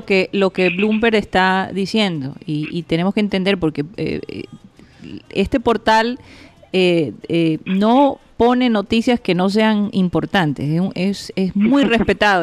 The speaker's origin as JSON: {"language": "Spanish", "country": "Colombia", "said": "nuestro futuro como ciudadanos colombianos"}